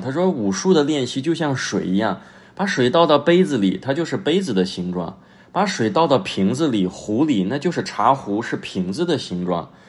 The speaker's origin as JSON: {"language": "Chinese", "country": "China", "lives_now": "Tianjin, China", "said": "我们作为中国人"}